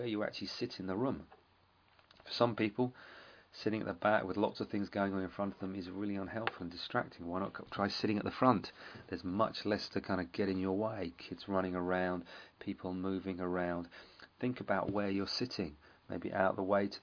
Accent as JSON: {"language": "English", "region": "England", "country": "United Kingdom", "said": "we're English"}